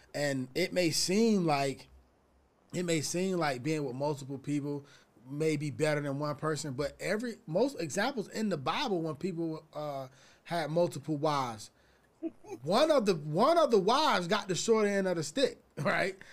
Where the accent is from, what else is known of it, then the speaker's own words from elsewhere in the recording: Atlanta, Georgia, United States; now in California, United States; I'm from Atlanta, and when I moved to California